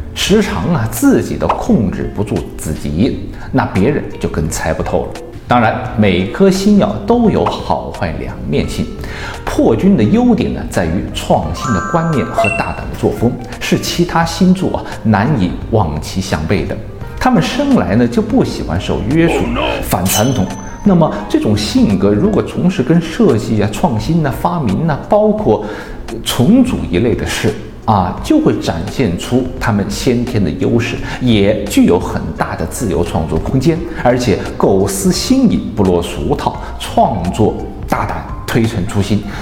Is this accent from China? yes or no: yes; Wuhan, Hubei, China; 这是我们武汉人的一句话